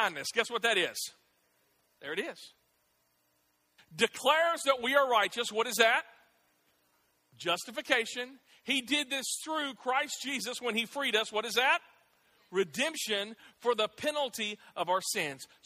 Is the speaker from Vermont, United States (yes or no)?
no; Clarksville, Tennessee, United States; I grew up here in Clarksville. I went to Austin Peay